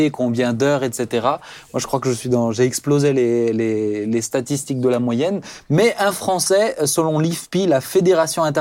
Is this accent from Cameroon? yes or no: yes; Cameroon; Moi, je suis camerounais.